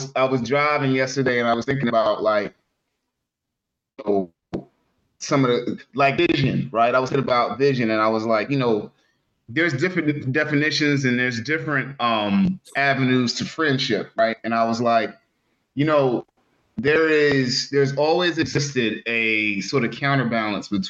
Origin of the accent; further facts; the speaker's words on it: Philadelphia, Pennsylvania, United States; growing up in Philly